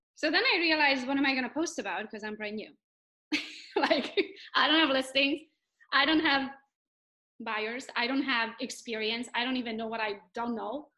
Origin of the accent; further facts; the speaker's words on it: Romania; English is a second language; now in Pinckney, United States; I am from Romania, but I'm Hungarian by nationality.